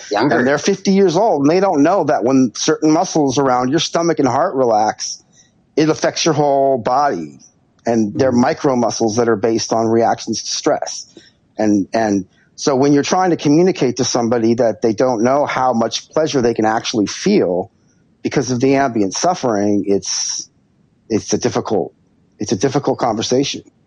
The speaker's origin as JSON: {"language": "English", "town": "Santa Barbara", "region": "California", "country": "United States", "tie": "born or raised there", "said": "I grew up in Santa Barbara, which is a beautiful, beautiful, beautiful place."}